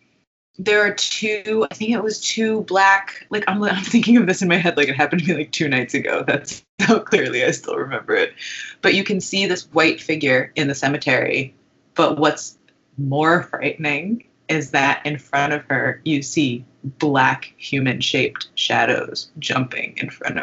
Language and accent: English; Connecticut, United States; I grew up in Connecticut